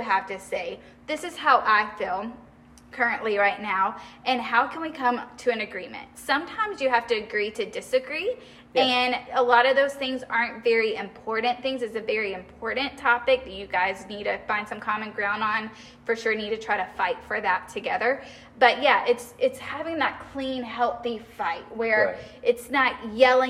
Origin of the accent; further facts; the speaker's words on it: the South, United States; I grew up in the South.